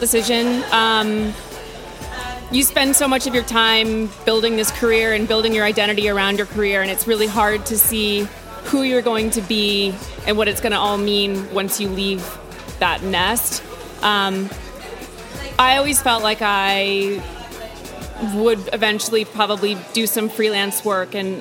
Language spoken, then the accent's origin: English; Austin, Texas, United States; moved away as an adult; also born or lived in New York / Cape Town; I grew up in Austin, Texas, and I went to NYU